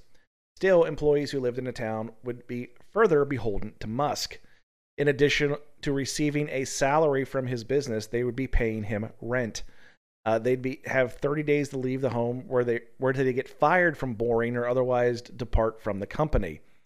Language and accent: English; Appalachia, United States; So, you know, we're both from Appalachia.